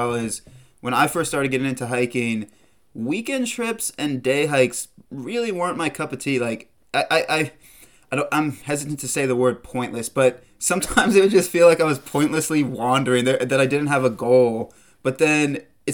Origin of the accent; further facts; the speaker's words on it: South Carolina, United States; I'm a South Carolina boy as well